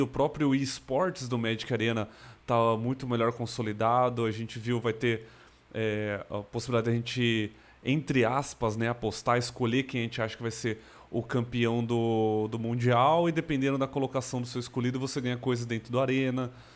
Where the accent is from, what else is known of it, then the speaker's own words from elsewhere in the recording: Americana, São Paulo, Brazil; also born or lived in Campinas; eu nasci em São Paulo, na capital. Eu, com 10 anos de idade, minha família toda se mudou para o interior de São Paulo, na região de, de Americana, Nova Odessa. Eu morei a maior parte da minha vida em Americana